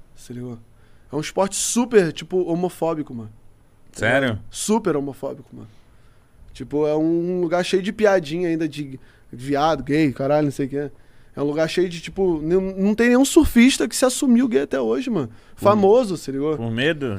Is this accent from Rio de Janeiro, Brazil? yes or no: yes; Rio de Janeiro, Brazil; eu já fui criado na Curicica